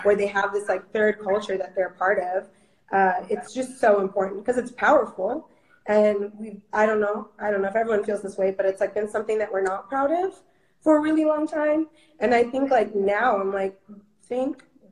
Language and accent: English; Iowa, United States; born or raised there; accent: Minnesota; English is a second language; also born or lived in Minneapolis, Minnesota / Ethiopia